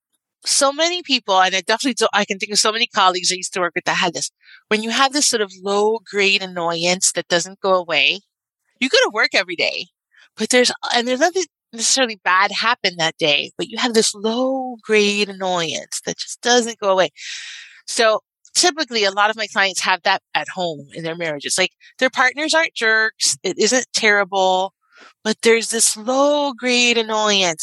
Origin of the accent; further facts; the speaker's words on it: Miami, Florida, United States; I'm from Miami, and I grew up with Gloria and Emilio Estefan